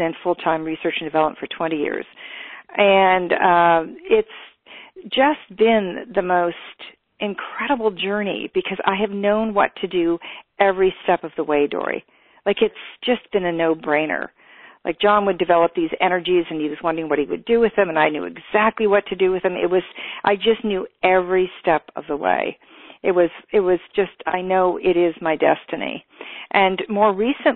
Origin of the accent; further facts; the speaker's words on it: California, United States; I am from California